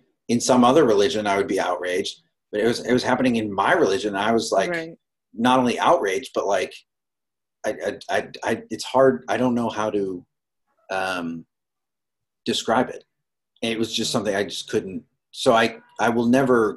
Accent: Boston, Massachusetts, United States; I grew up in the Boston area

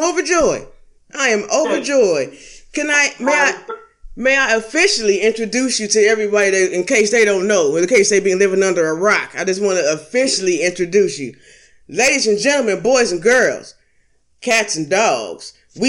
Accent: Los Angeles, California, United States; I'm from Los Angeles.

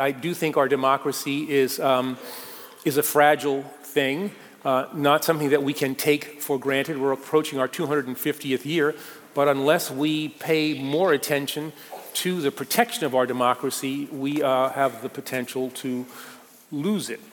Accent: New York City, New York, United States; born or raised there

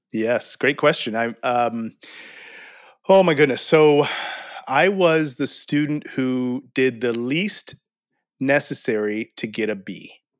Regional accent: St. Louis, Missouri, United States; now in Texas, United States; I grew up in Saint Louis

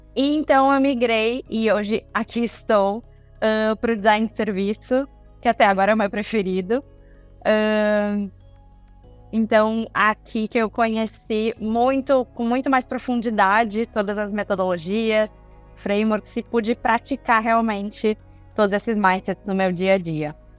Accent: Brazil; nós como brasileiros, a gente tem a nossa cultura brasileira

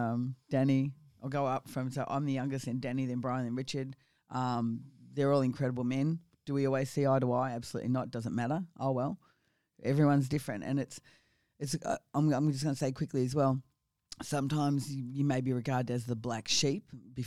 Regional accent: Victoria, Australia; also born or lived in Geelong; I was born in Geelong in Victoria. I spent a lot of my time around the Latrobe Valley, so I was what we call a Maui girl.

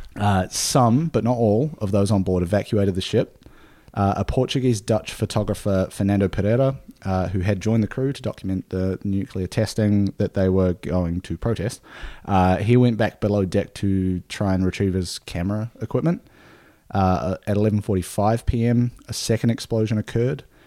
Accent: New Zealand; moved away; a beer from my hometown, from my home country

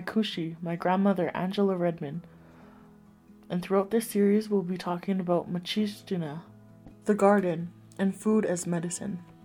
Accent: Standing Buffalo Dakota Nation, Saskatchewan, Canada; I am Dakota from Standing Buffalo, Dakota Nation

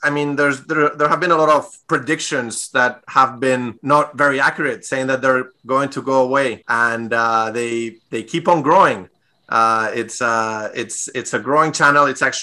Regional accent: Spain; English is a second language; moved away as an adult; also born or lived in Europe; now in United States; I'm originally from Spain. Grew up there and moved to the U.S. About 6 years ago now.

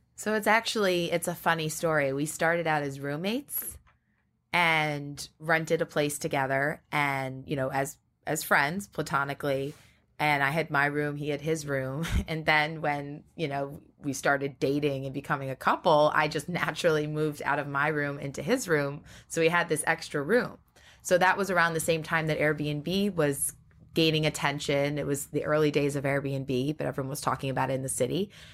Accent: Great Neck, New York, United States; I grew up in Great Neck, Long Island

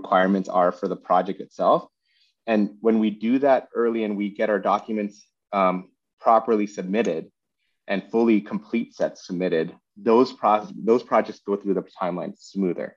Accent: Vancouver, British Columbia, Canada; moved away as an adult; also born or lived in Seattle; I was born and raised in Vancouver

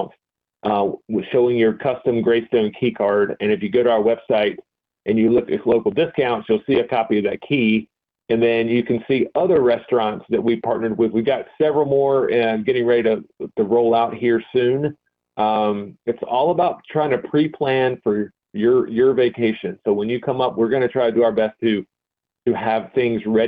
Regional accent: Boone, North Carolina, United States; growing up in the Boone area

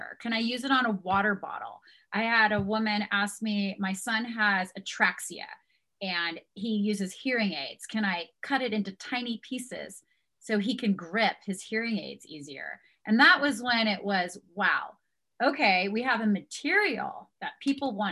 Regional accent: San Diego, California, United States; now in Park City, United States; here in Park City, Utah, where we live. And we're originally from San Diego

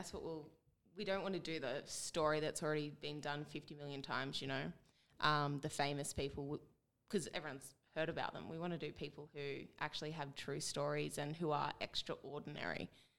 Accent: Dubbo, New South Wales, Australia; My background is I'm a townie. I was brought up in Dubbo.

